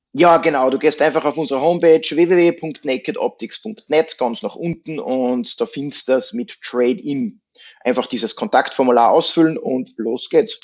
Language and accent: German; Austria; bei uns in Österreich